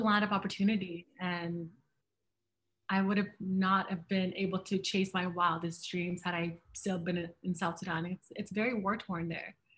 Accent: Canada; I am a Canadian and a Black woman.

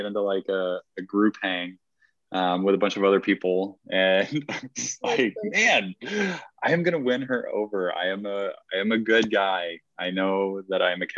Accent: Georgia, United States; moved away; also born or lived in Arizona; I am originally from Georgia

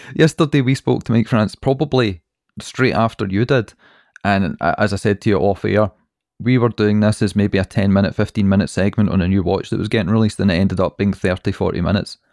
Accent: Scotland, United Kingdom; We're Scottish

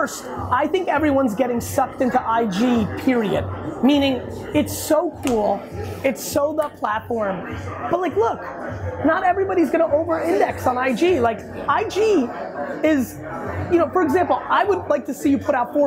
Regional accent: Edison, New Jersey, United States; I grew up in Edison, New Jersey

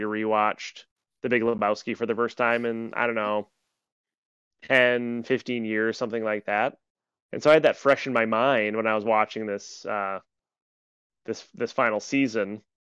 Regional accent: United States; I'm an American

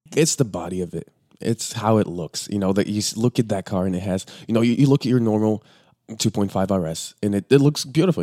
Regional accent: Bulgaria; now in Los Angeles, United States; we're originally from Bulgaria

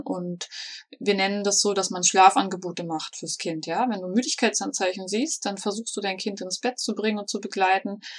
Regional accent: Berlin, Germany; now in Black Forest, Germany; Ursprünglich komme ich sogar aus Berlin, ähm, wohne aber schon seit einigen Jahren im schönen Schwarzwald

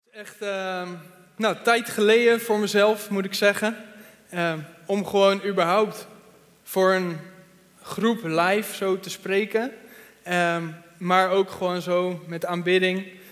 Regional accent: Veenendaal, Utrecht, Netherlands; Ik kom uit Veenendaal

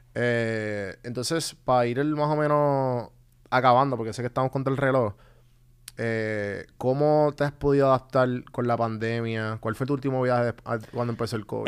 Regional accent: Puerto Rico; also born or lived in Atlanta; mi primer viaje fuera a Puerto Rico fue para Chile

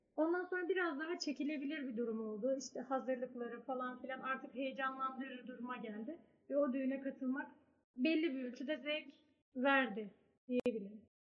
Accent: Ordu, Turkey; ben Orduluyum, Karadeniz'deyim.

